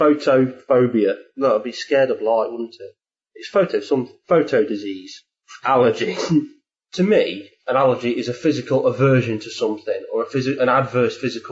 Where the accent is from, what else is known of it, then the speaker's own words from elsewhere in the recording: England, United Kingdom; Being English